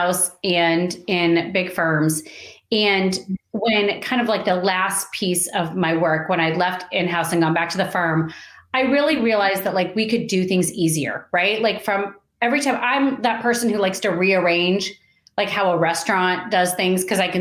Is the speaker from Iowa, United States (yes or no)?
yes; Iowa, United States; moved away as an adult; now in Kansas City, United States; I grew up in Iowa